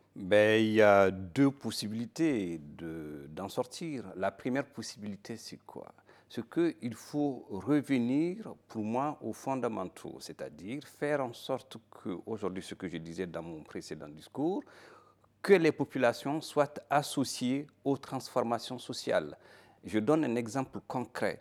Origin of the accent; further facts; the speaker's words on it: Mali; je suis un Malien